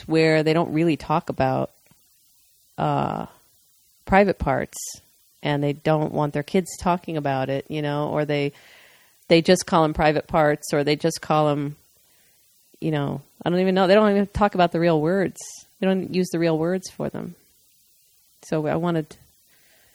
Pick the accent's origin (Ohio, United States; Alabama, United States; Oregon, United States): Ohio, United States; Dayton; …, they're from my hometown